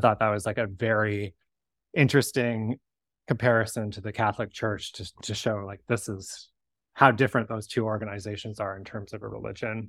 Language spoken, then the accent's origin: English; Victoria, British Columbia, Canada; I grew up in Victoria shortly after the book was published